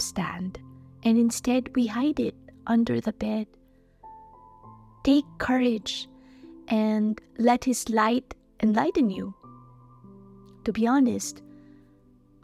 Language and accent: English; Philippines; I'm from the Philippines.